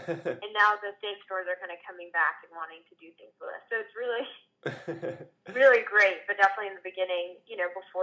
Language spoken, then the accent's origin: English; Texas, United States; growing up in Texas